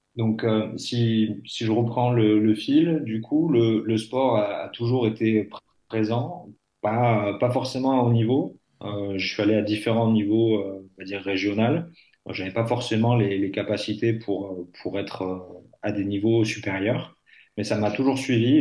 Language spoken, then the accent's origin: French; Lot-et-Garonne, Nouvelle-Aquitaine, France; now in Bordeaux, France; je suis originaire du Lot-et-Garonne, je vis à Bordeaux